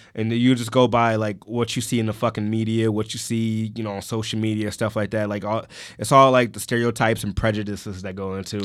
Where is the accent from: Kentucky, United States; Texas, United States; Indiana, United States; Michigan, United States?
Michigan, United States; Detroit; I grew up on Seven Mile and Pat